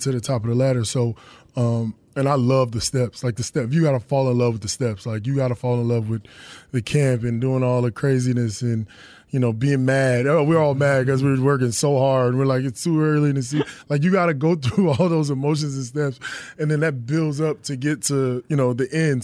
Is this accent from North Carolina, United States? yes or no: yes; North Carolina, United States; I'm from North Carolina